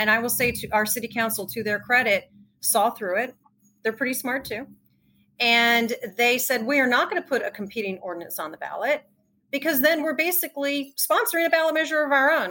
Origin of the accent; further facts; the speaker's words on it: New Jersey, United States; moved away as an adult; also born or lived in New York; now in Los Angeles, United States; I grew up in New Jersey, spent a lot of time in New York.